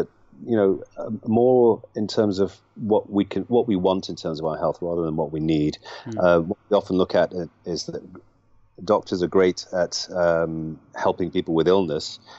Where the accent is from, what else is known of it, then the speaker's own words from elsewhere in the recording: Nottingham, East Midlands, United Kingdom; also born or lived in London; born and bred here in Nottingham, and I lived here for my first 19 years